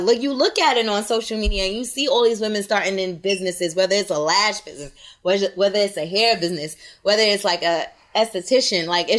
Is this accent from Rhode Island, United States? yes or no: no; New York City, New York, United States; also born or lived in Long Island; I was born and raised in Brooklyn and I moved to Long Island.